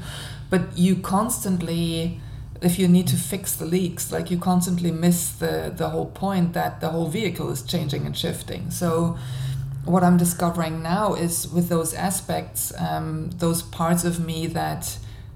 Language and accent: English; Germany; moved away; I'm living in a different country. Like, I'm originally from Germany